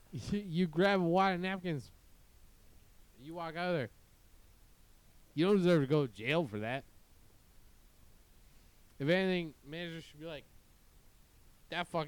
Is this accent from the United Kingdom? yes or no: no; Winnipeg, Manitoba, Canada; now in Newport Beach, United States; It's Winnipeg, man. My hometown